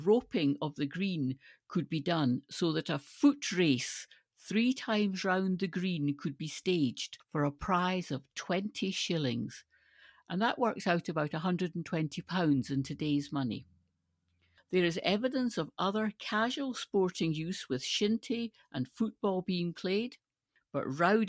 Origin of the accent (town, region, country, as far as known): Scotland, United Kingdom